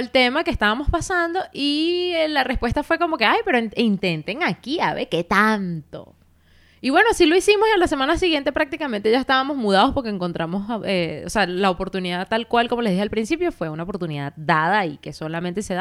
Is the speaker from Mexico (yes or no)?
no; Venezuela; moved away; also born or lived in Barcelona; yo vivía en Barcelona, o sea, es decir, yo llegué de Venezuela a Barcelona. Estuve viviendo ahí dos años y medio.